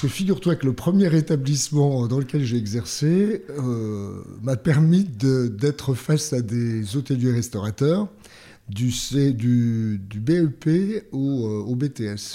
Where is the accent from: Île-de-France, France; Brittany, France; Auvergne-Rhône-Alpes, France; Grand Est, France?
Grand Est, France; Langres Plateau; je, viens du coin le plus froid de France. Euh, du, plateau. Alors, on rivalise avec Mout, ah, du plateau de Langres.